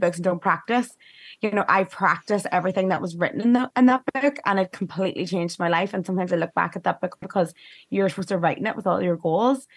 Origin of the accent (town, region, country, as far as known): Ireland; moved away